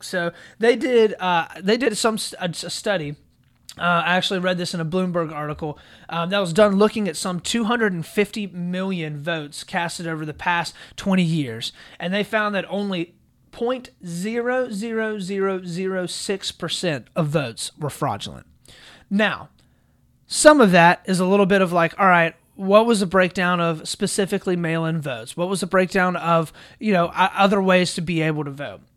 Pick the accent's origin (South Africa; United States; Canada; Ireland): United States